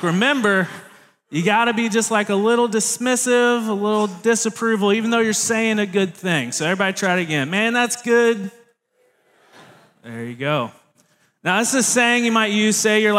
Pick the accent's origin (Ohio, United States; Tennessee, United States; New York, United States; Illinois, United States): Tennessee, United States; Tennessee, but that is where I grew up, and that is something that I love dearly, including the Vols.